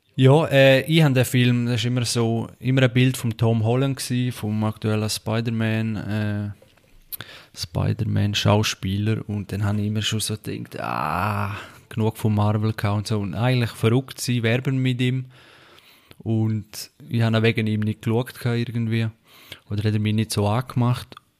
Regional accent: Switzerland; bei uns in der Schweiz

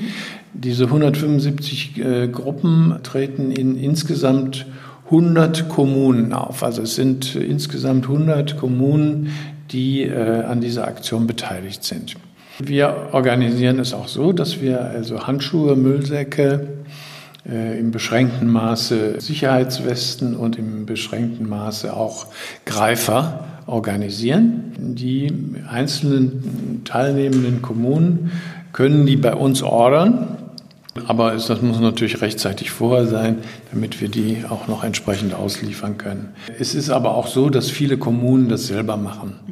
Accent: Düsseldorf, North Rhine-Westphalia, Germany; ich stamme aber ursprünglich aus Düsseldorf

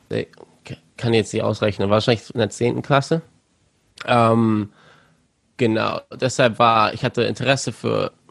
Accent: Germany; also born or lived in Cape Town, South Africa; Und dann zwei Jahre später wurde ich in Kapstadt geboren. Aber habe dann nur zwei Jahre da verbracht und dann äh, nach Deutschland gezogen.

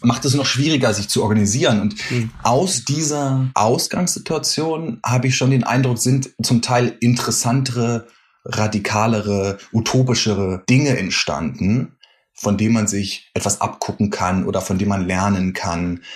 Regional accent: Berlin, Germany; moved away as an adult; now in New York, United States; du erwischst mich gerade in Berlin, wo ich herkomme

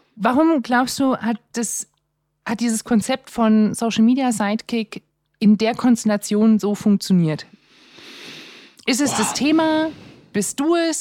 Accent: the East, eastern Germany, Germany; ich komme auch aus dem Osten

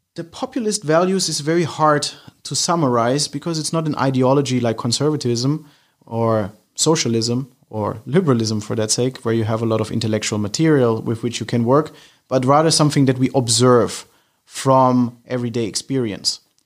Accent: Germany; moved away as an adult; now in London, United Kingdom; I'm originally from Germany, but I live in London for a couple of years now

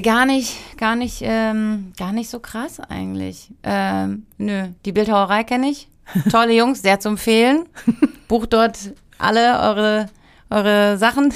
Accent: Heidelberg, Baden-Württemberg, Germany; moved away as an adult; also born or lived in Berlin / Cologne / Barcelona / Munich; now in Heidelberg, Germany; Ich komme nach Heidelberg, meine Familie wohnt dort und es ist meine Heimat

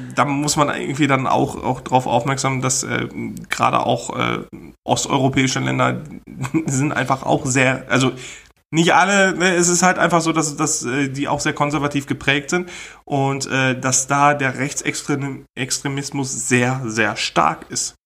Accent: Germany; als Deutsche

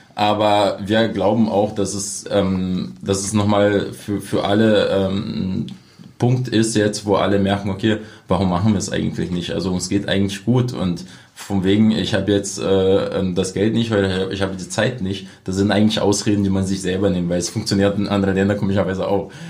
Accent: Brazil; German is a second language; moved away as an adult; now in Cottbus, Germany

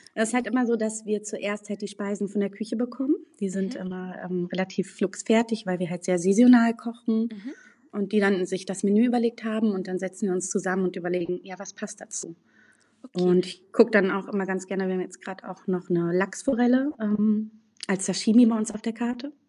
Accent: Berlin, Germany; now in Münster, Germany; ich bin in Berlin groß geworden

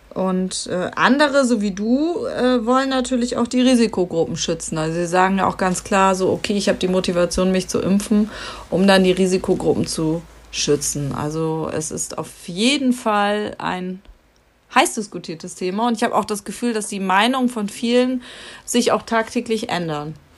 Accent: Lower Saxony, Germany; bei uns in Niedersachsen

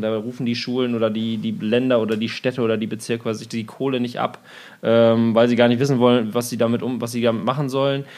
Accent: Osnabrück, Lower Saxony, Germany; now in Berlin, Germany; aus meinem Heimatdorf, aus Osnabrück

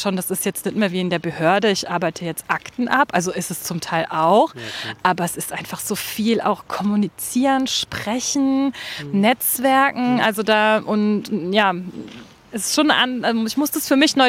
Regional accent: Germany; also born or lived in Rhine; now in Berlin, Germany; ich bin an der Mosel geboren, habe am Rhein gelebt und jetzt äh, lebe ich fast an der Spree

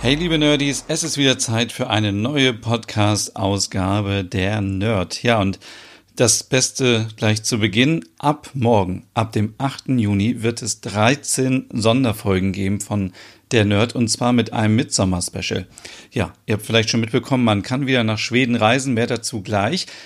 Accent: Germany; bei uns in Deutschland

